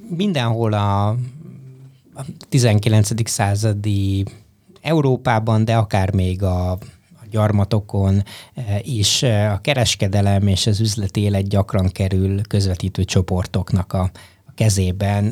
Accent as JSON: {"language": "Hungarian", "country": "Hungary", "moved": "yes", "lives_now": "Boston, United States", "said": "amikor Brassóba egy nyári egyetemen románul tanultam az egyetlen magyarországi magyarként"}